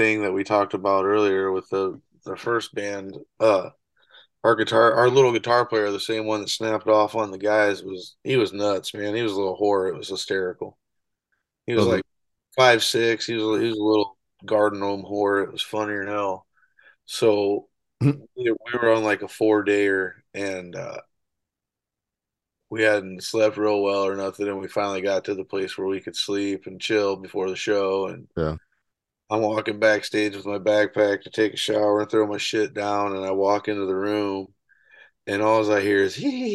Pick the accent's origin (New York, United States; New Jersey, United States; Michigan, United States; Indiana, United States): Indiana, United States; North Webster; also born or lived in La Porte, Indiana; I'm from North Webster. It's in between Fort Wayne and here